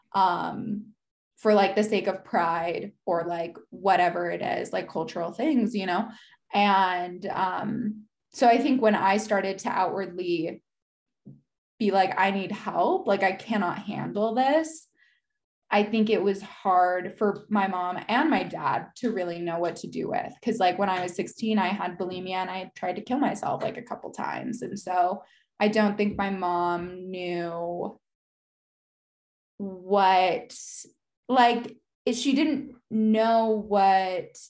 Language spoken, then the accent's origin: English; United States; now in Salt Lake City, United States; I grew up in the States